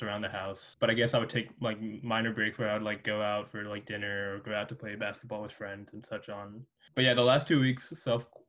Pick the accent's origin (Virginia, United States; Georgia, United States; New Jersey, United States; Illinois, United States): Virginia, United States; Northern; also born or lived in Singapore; I was born in Singapore and moved to the U.S. at 2 years old. When I was 2 years old, been living in Northern Virginia since then